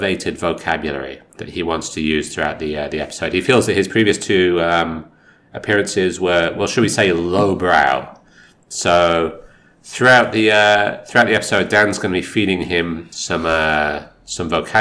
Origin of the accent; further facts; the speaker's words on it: United Kingdom; now in Japan; as a British person